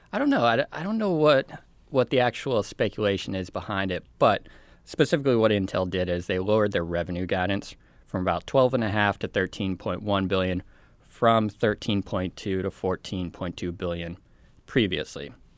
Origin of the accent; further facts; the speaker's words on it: Colorado, United States; my home state.